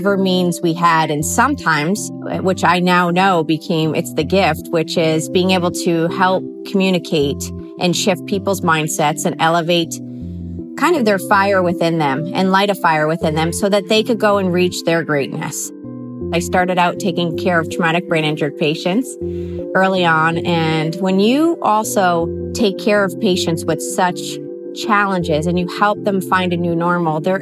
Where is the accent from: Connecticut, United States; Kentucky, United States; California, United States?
Connecticut, United States; now in Arizona, United States; I grew up actually in Connecticut